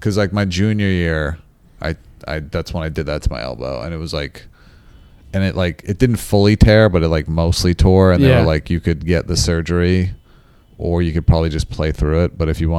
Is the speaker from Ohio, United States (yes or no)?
no; Garden City, New York, United States; Long Island.